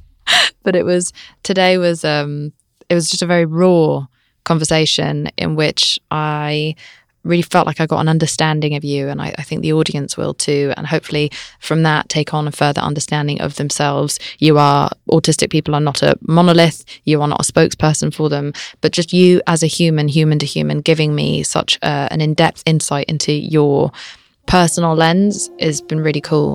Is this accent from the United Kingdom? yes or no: yes; United Kingdom; I'm British